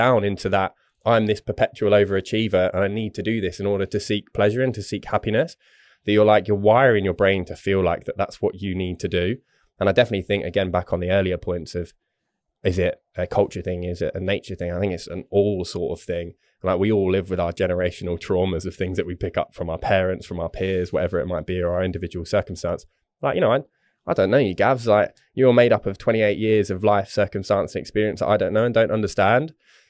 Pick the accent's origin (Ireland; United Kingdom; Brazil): United Kingdom; England; Obviously I'm English